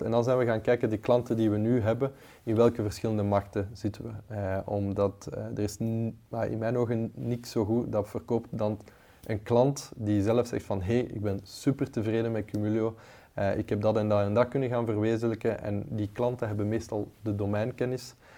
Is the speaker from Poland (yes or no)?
no; Leuven, Flanders, Belgium; ik ben zelf van het Leuvense